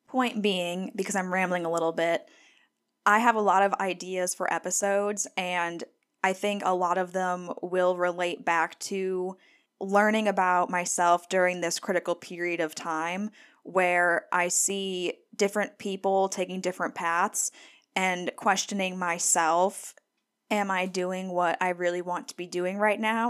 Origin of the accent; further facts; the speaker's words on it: Scranton, Pennsylvania, United States; moved away as an adult; also born or lived in Gainesville, Florida / Durham, North Carolina; now in Vicksburg, United States; I grew up in Scranton, Pennsylvania